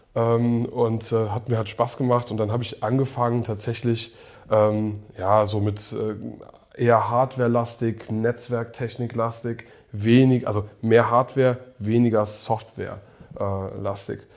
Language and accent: German; Koblenz, Rhineland-Palatinate, Germany; first language English; German is a second language; bei uns in Koblenz